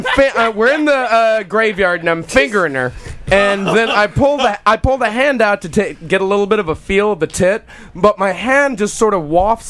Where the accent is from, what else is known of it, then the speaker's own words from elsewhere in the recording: Texas, United States; growing up in Texas is hard.